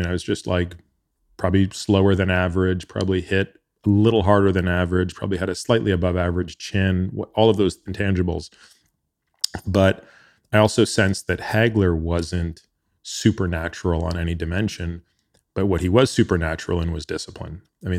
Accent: Ontario, Canada; Yeah. I grew up outside of Toronto.

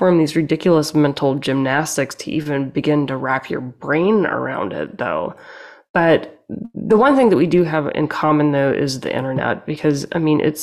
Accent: Louisiana, United States; moved away; I'm from the South

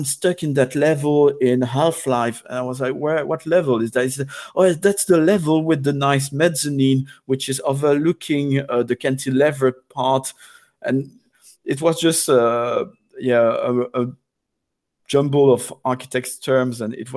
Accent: Belgium; first language French; English is a second language; now in London, United Kingdom; I'm not French myself, I'm Belgian, but French is my first language.

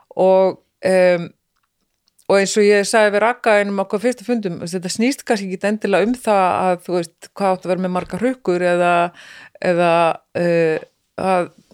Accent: Iceland; moved away as an adult; also born or lived in Norway; ég er nýflutt heim frá Noregi, búin að vera 12 ári í Noregi

